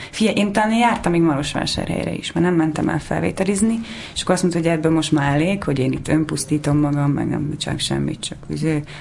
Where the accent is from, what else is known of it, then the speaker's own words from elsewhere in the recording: Szentes, Csongrád-Csanád, Hungary; Hmm. Szentesen.